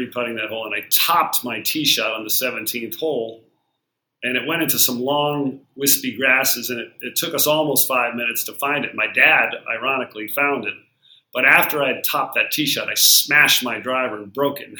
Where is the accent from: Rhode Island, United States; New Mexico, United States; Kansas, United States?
Rhode Island, United States; Barrington; I grew up in Rhode Island, not far from where you are, about an hour south in a little town called Barrington